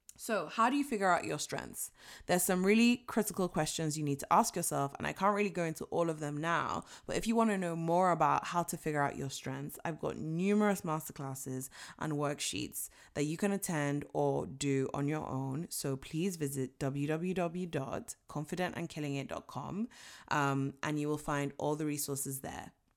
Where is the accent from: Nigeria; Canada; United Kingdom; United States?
Nigeria; I was born and raised in Nigeria